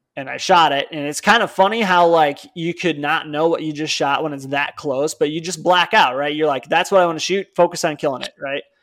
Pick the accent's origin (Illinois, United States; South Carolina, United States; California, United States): Illinois, United States; Palatine; moved away; I'm from Palatine